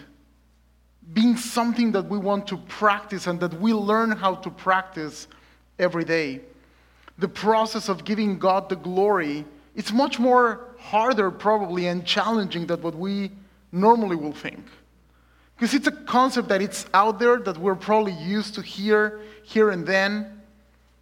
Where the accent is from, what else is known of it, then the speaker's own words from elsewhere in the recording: Mexico City, Mexico; moved away as an adult; also born or lived in South Dakota; now in Lynnwood, United States; I'm originally born and raised in Mexico City. And I came in 2017 just to study seminary